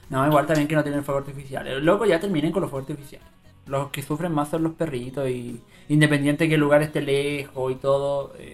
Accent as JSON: {"language": "Spanish", "town": "Osorno", "region": "Los Lagos", "country": "Chile", "tie": "born there", "said": "Yo nací en Osorno, en Osorno, nací en Río Negro."}